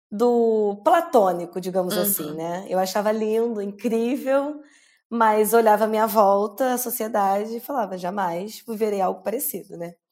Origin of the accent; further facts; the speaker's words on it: Brazil; now in Australia; no que a gente passa como brasileiros aqui, porque a gente vem real achando que vai ser muito fácil.